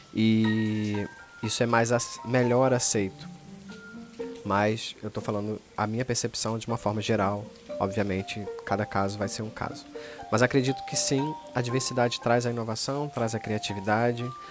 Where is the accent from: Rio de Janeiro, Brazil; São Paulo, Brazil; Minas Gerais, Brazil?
Rio de Janeiro, Brazil; Sou carioca